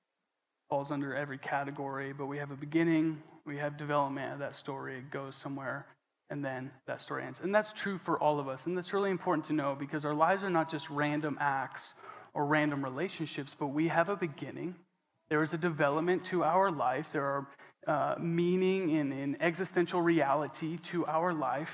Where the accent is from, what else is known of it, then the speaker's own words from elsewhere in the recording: Coeur d'Alene, Idaho, United States; I was born in Coeur d'Alene, Idaho, at the Big Blue Hospital.